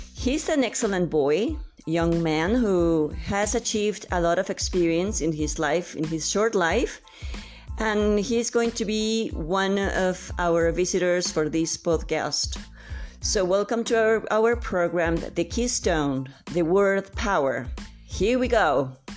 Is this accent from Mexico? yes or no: yes; San Luis Potosí, Mexico; I'm from San Luis Potosí